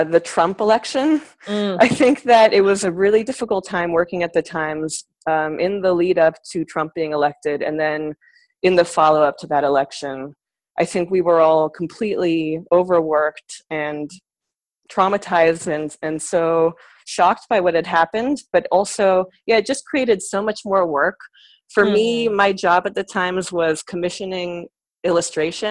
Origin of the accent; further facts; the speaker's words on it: San Francisco, California, United States; moved away as an adult; also born or lived in New York; I'm from San Francisco originally, so I actually sort of grew up within the arts community in San Francisco.